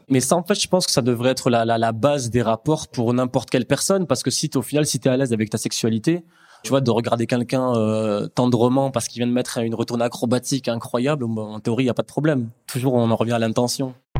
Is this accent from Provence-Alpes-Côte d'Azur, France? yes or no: yes; Aix-en-Provence, Provence-Alpes-Côte d'Azur, France; je suis d'Aix-en-Provence